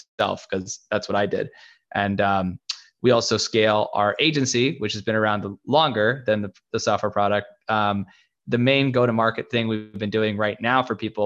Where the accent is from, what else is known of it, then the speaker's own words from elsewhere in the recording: Seattle, Washington, United States; moved away as an adult; now in Los Angeles, United States; I was born and raised in Seattle